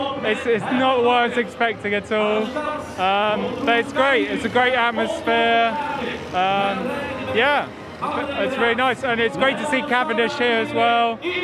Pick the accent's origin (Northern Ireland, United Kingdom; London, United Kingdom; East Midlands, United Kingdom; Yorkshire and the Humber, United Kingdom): London, United Kingdom; I'm from London. I've come over for a couple of days just for the Ghent Six day.